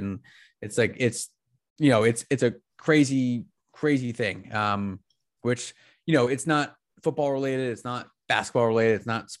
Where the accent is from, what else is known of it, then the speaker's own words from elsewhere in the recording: State College, Pennsylvania, United States; Love that it's my school, that is done in my hometown.